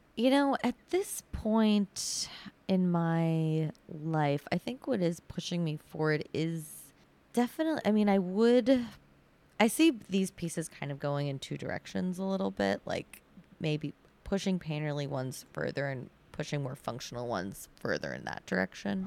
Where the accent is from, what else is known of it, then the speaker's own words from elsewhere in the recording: Sudbury, Massachusetts, United States; also born or lived in Needham / Brookline; my parents live in Sudbury right now, and I grew up there